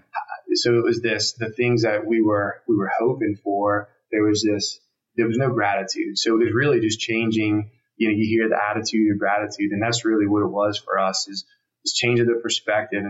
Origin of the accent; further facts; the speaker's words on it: New Orleans, Louisiana, United States; also born or lived in Houston; I was born and raised in New Orleans